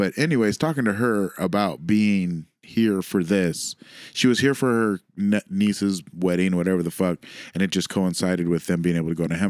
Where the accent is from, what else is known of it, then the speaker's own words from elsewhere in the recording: San Antonio, Texas, United States; Oh man, I don't even dab. I'm from San Antonio.